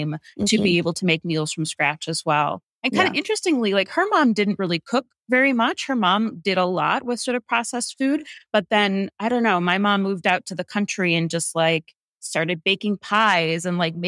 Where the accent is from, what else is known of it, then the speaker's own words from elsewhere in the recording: Hinckley, Ohio, United States; moved away as an adult; also born or lived in New York City; I grew up in Hinckley, Ohio, which is a rural town about 30 miles south of Cleveland. So Northeast Ohio